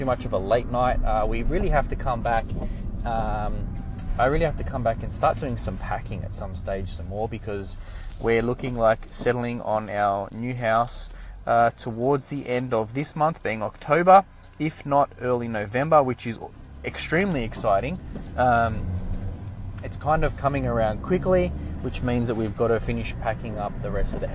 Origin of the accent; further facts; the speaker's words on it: Australia; we're Australian